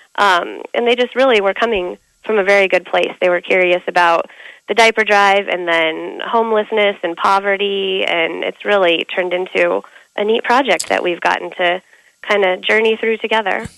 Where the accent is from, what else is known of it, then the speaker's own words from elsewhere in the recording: Denver, Colorado, United States; moved away as an adult; also born or lived in Kansas City, Missouri; now in Omaha, United States; Yeah, I grew up in Denver, and then I lived in Kansas City.